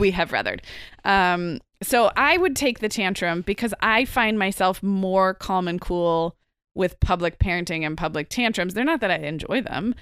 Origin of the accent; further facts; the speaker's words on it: Santa Barbara, California, United States; my hometown of Santa Barbara